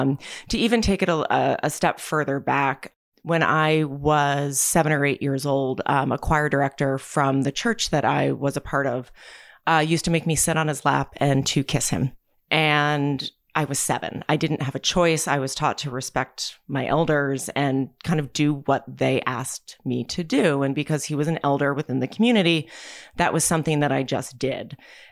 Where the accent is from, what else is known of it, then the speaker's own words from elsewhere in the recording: New Jersey, United States; So I am from New Jersey. I was born and raised in New Jersey. I've lived multiple places in my life, but I always tend to wind up back in New Jersey.